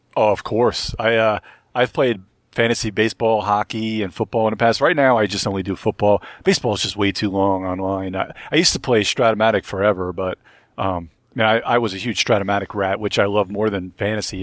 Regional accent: Long Island / Brooklyn, New York, United States; moved away as an adult; now in North Carolina, United States; I'm actually from Long Island, too, so, and I, I grew up, uh, half my time in Brooklyn

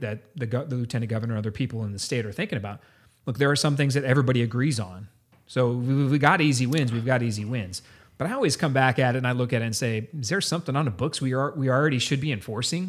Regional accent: San Antonio, Texas, United States; I grew up in San Antonio. This is my town, my city, uh, I went to high school

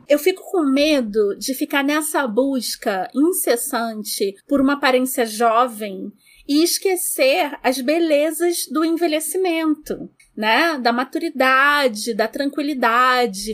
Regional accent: Rio de Janeiro, Brazil; A gente veio da Vila da Penha, classe média bem baixa, baixa, baixa

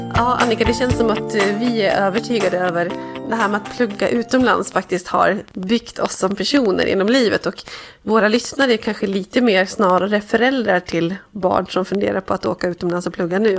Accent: Dalarna County, Sweden; now in Stockholm, Sweden; min egen uppväxt och där jag kommer från

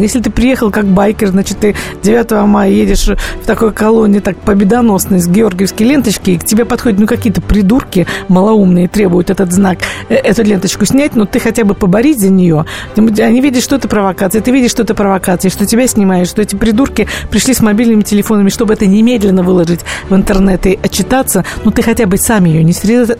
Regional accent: Russia; мы, жители России

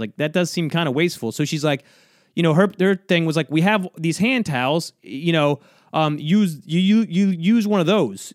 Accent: South Georgia, United States; now in New York, United States; I'm from, uh, South Georgia, so I was flying from South Georgia to New York, back to where I, where I live now, right? Where I've been for many years

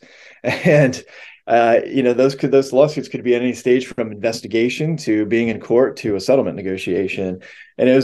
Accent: Pennsylvania, United States; I grew up in the Susquehanna River watershed in Pennsylvania, so I was landlocked

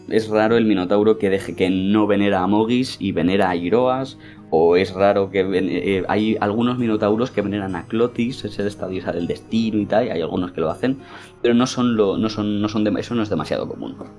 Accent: Spain; nosotros somos españoles y hablamos castellano

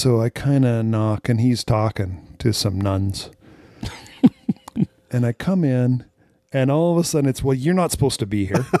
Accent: United States; I'm that American

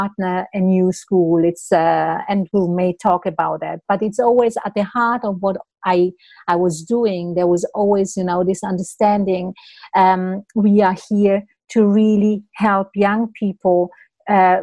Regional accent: Italy; moved away as an adult; also born or lived in Switzerland; I'm actually originally from Italy. So I moved to Switzerland, and I moved a little bit around

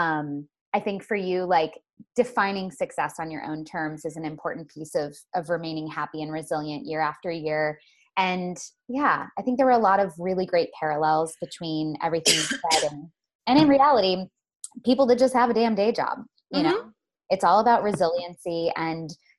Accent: Florida, United States; I'm from Florida.

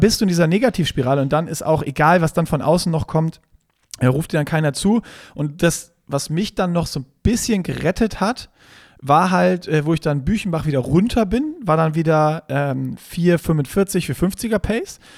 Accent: Germany; Wir sind Deutsche

